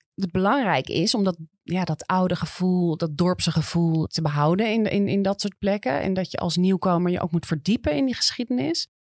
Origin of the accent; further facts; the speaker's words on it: Amsterdam, North Holland, Netherlands; ik groeide op aan de Buiksloterdijk, zeg maar. De, ja, de, de, de chique kant van Noord